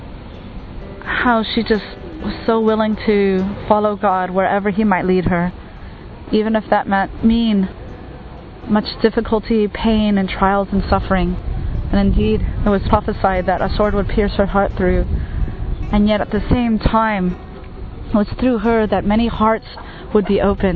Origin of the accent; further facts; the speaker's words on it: United States; moved away as an adult; now in Asia; I'm from the United States, and I am a Catholic lay missionary in Asia